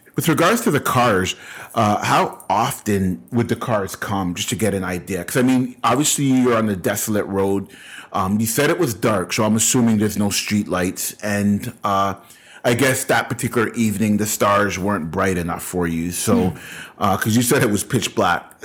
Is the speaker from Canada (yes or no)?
yes; Canada; we are Canadian